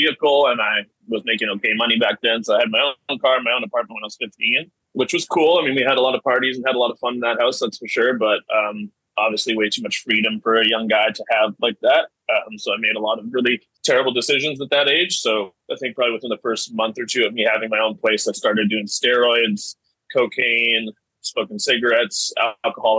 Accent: Vancouver, British Columbia, Canada; I was born in Vancouver, Canada. My parents got divorced when I was 7. So I was just raised by my mom after

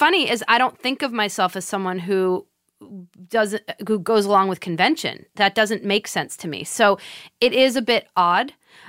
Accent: Swampscott, Massachusetts, United States; I'm from Swampscott, Massachusetts.

